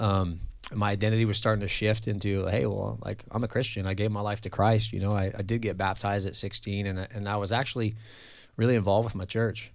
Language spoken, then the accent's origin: English; Central Coast of California, United States; also born or lived in Los Angeles, California; now in Mandeville, Louisiana, United States; I grew up in California, kinda all over the Central Coast of California, and I was born in L